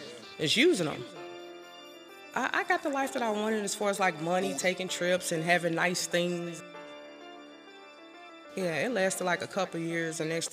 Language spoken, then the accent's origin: English; St. Louis, Missouri, United States; I grew up on the north side, the water tower area. And okay. I would say I grew up pretty rough.